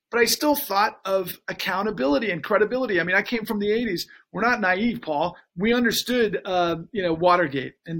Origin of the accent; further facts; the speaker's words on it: Texas, United States; growing up in Texas